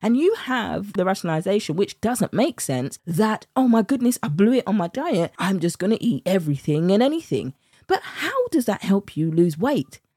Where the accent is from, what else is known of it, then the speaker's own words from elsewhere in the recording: United Kingdom; accent: British; my British accent